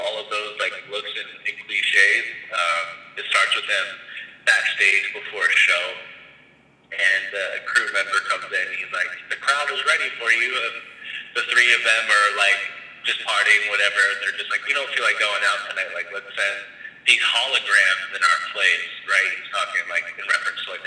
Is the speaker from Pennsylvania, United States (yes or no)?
yes; outside of Philadelphia, Pennsylvania, United States; now in Los Angeles, United States; growing up outside of Philly